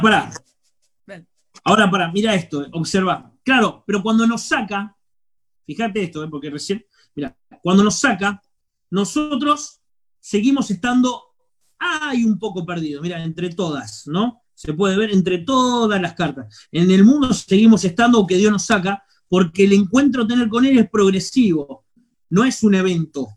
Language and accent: Spanish; Quilmes, Buenos Aires Province, Argentina; moved away as an adult; now in Córdoba, Argentina; soy de Quilmes, Buenos Aires